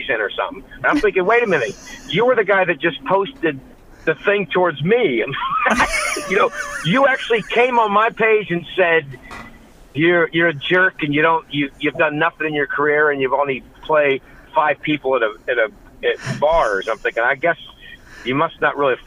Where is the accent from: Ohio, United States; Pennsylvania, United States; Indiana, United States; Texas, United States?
Ohio, United States; I grew up here in Ohio